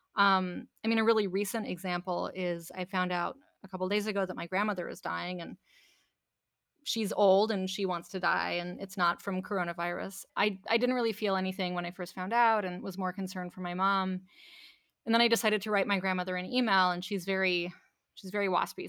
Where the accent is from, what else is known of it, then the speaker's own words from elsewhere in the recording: Canada; I grew up in Canada